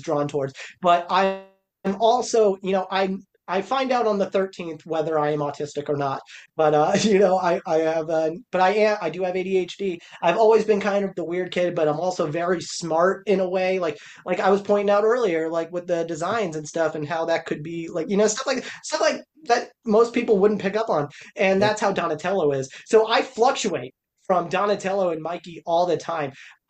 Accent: Florida-Georgia border, United States; also born or lived in Italy / Japan; I'm a military brat, so I grew up in Italy and Japan and all that, but the place I lived the longest, you know, was, like, Florida-Georgia border

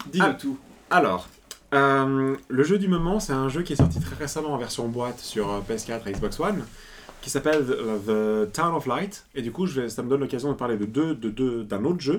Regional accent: Italy; je suis italien

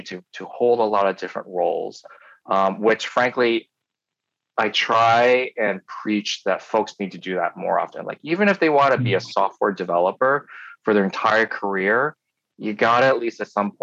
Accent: Poughkeepsie, New York, United States; now in Ann Arbor, United States; I grew up in New York State in a town called Poughkeepsie.

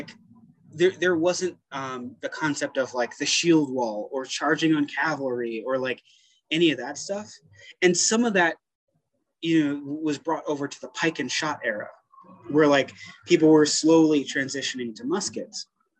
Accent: Brooklyn, New York, United States; born there; so I was born in East New York, Brooklyn, mm-hmm. Which is like one of the, in the 90s, it was like one of the poorest and most dangerous parts of Brooklyn. Moved around a lot as a kid

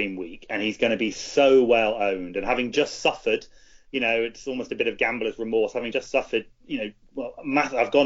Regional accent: New Zealand; I'm from New Zealand

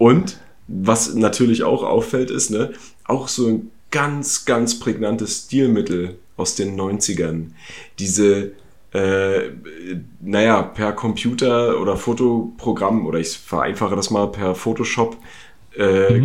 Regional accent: East Germany, Germany; Ich komme ja aus dem Osten

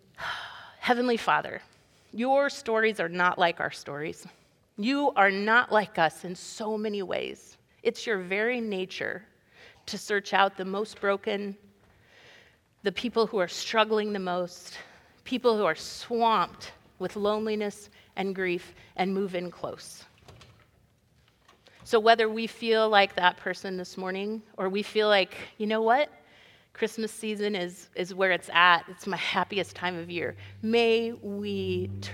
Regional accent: Iowa, United States; we're from Iowa

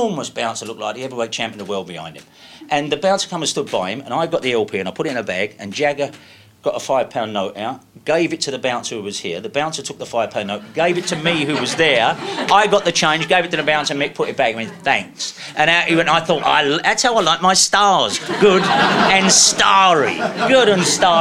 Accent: London, United Kingdom; I'm from Deptford

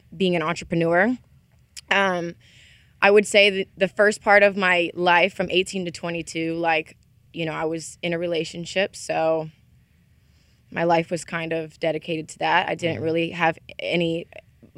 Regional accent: Mississippi, United States; also born or lived in Ohio; I'm from Ohio, but I was raised in Mississippi. So I'm like a Southern gal

